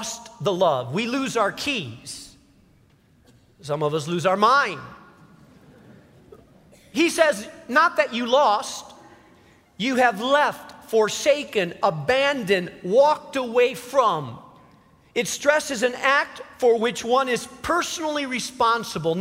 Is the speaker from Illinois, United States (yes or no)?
yes; Chicago, Illinois, United States; I was from Chicago